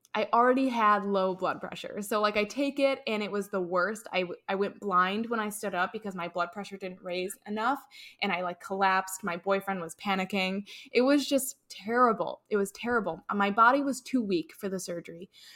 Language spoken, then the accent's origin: English; Chicago, Illinois, United States; moved away as an adult; also born or lived in North Carolina; I'm originally from Chicago